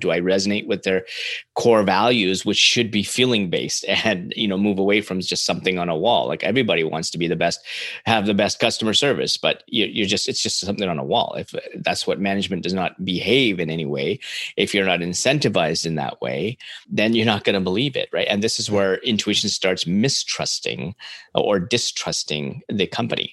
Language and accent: English; Canada; as a Canadian